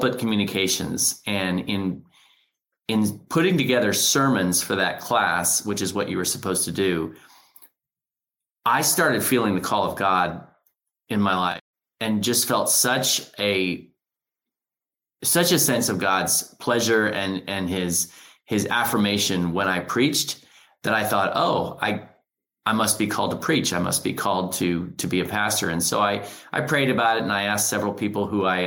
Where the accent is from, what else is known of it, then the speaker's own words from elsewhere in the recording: Hutchinson, Kansas, United States; moved away as an adult; now in St. Louis, United States; I'm a Kansan. I grew up in Hutchinson, Kansas, and I love my Sunflower State.